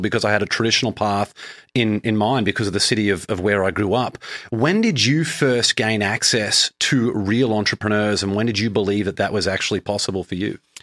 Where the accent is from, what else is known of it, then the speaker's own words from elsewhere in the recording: Brisbane, Queensland, Australia; moved away as an adult; now in Boston, United States; I moved from Brisbane in Australia, where I grew up for the first twenty-eight years of my life, over to Boston, Massachusetts